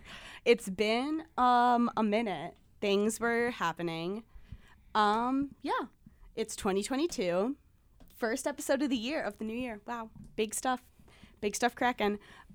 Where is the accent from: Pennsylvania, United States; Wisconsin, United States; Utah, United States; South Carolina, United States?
Wisconsin, United States; Milwaukee; If you guys don't know, I grew up in Milwaukee, no big deal, guys. Like, I'm just kind of from here, like, MKE, my city, 414, you know the drill